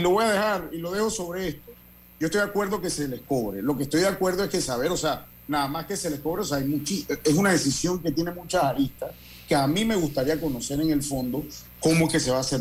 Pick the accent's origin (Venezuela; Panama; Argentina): Panama